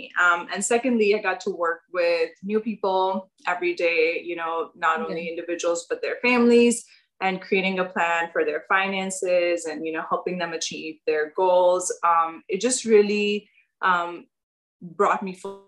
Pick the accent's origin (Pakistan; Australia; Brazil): Pakistan; moved away as an adult; now in United States; I'm from Pakistan. And I grew up there and moved to the US about 10 years ago.